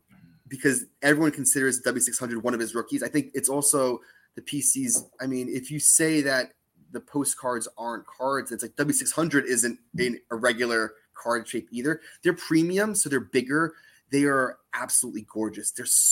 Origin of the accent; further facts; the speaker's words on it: New York area, United States; So I'm from the New York area.